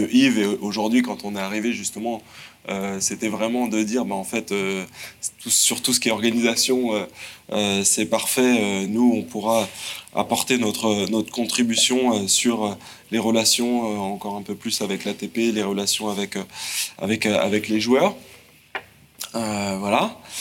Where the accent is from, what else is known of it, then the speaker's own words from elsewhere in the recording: Le Mans, Pays de la Loire, France; je suis un provincial, je viens du Mans